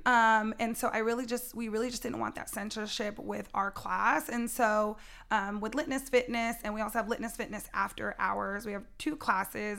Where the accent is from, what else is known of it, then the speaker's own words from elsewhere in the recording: San Jose, California, United States; growing up in San Jose, there's three percent black people here